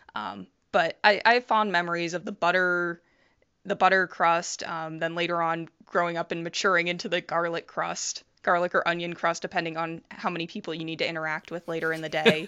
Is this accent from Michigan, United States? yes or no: no; Toledo, Ohio, United States; I grew up in Toledo, Ohio